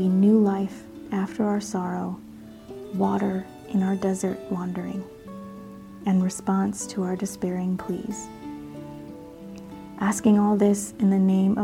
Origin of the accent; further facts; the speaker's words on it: Northwest Iowa, United States; I grew up in Northwest Iowa, and actually really close to the border of Minnesota